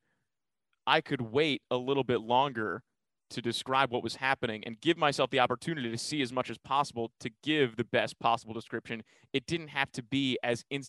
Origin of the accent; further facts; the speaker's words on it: New York, United States; moved away as an adult; now in Omaha, United States; growing up in New York